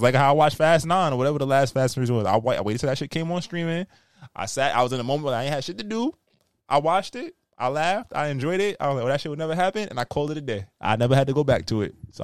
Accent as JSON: {"language": "English", "country": "United States", "said": "I'm American"}